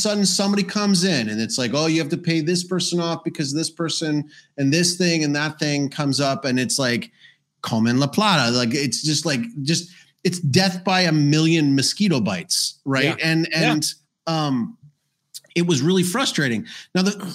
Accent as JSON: {"language": "English", "region": "Alberta", "country": "Canada", "also_born_or_lived": "South America", "moved": "yes", "said": "I'm from Alberta"}